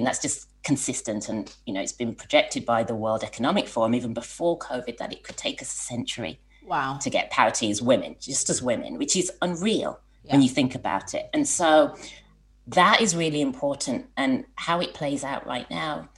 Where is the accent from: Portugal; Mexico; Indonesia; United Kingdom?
United Kingdom; Birmingham, West Midlands; moved away as an adult; also born or lived in London; now in Southern California, United States; a PR company in Birmingham as well. And that's my hometown.